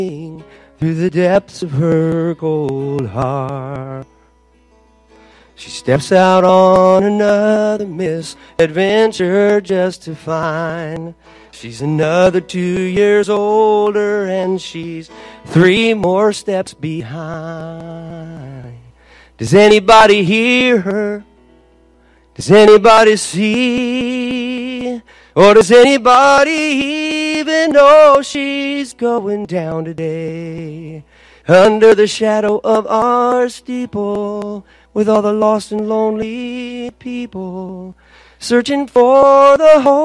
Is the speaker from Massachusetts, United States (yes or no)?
no; Los Angeles, California, United States; I'm from Los Angeles